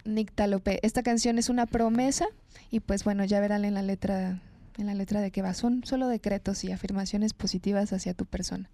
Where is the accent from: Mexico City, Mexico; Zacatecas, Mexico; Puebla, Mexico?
Zacatecas, Mexico; Fresnillo; De Zacatecas, orgullosamente ah, fresnillense, nací en Fresnillo, en el estado de Zacatecas